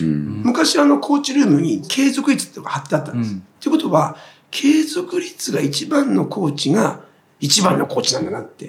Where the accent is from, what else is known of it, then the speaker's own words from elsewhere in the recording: Tochigi, Japan; moved away as an adult; now in Yokohama, Japan; 地元が栃木で、はい、もう早く家を出たかったです